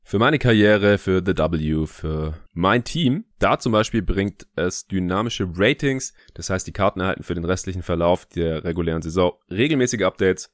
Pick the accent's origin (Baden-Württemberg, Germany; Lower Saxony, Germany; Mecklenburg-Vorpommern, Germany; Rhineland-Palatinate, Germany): Baden-Württemberg, Germany; Stuttgart; now in Berlin, Germany; in meiner alten Heimat in Stuttgart